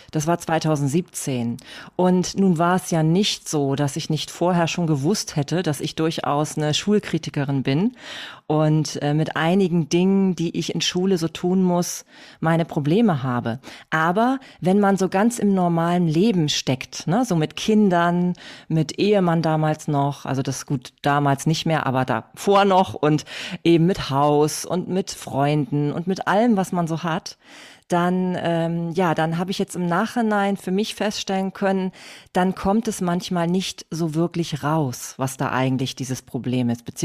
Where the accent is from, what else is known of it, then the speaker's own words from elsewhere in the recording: Hamburg, Germany; Ähm, ja, also … wie schon, wie schon gehört. Ich komme aus Hamburg.